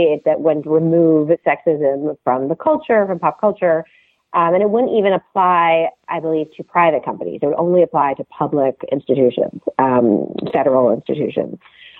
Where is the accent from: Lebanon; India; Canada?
Canada; now in United States; I grew up steeped in American politics, even though I grew up in Canada, because my dad's a political scientist and he taught American government at McGill.